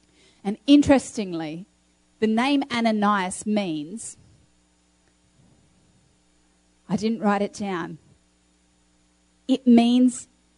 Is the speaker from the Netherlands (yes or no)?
no; Australia; moved away; also born or lived in Uganda / Kenya; You know, I grew up in Australia for a number of years, but then my family moved as missionaries over to Uganda and Kenya.